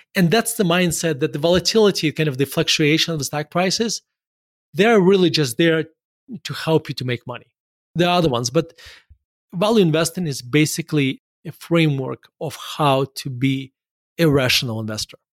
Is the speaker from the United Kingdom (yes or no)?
no; Murmansk, Murmansk Oblast, Russia; moved away as an adult; also born or lived in Denver; I was born in Murmansk, Russia